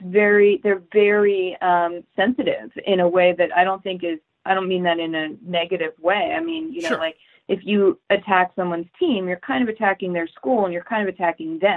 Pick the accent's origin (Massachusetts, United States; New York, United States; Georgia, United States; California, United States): Massachusetts, United States; outside of Boston; I grew up outside of Boston